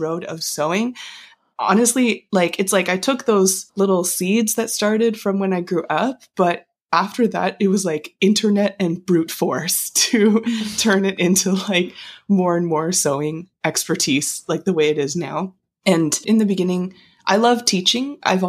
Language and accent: English; Calgary, Alberta, Canada; moved away as an adult; also born or lived in Kingston; now in Toronto, Canada; I grew up in Calgary